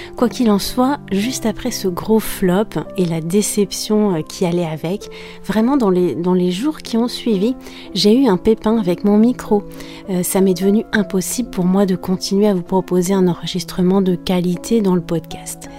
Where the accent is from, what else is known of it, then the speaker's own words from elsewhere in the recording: France; je suis française